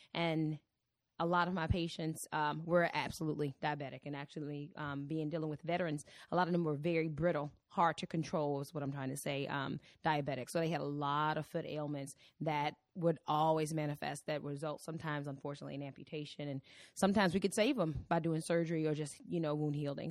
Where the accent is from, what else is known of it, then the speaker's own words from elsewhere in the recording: Virginia, United States; moved away as an adult; also born or lived in Cleveland, Ohio; I am originally from Virginia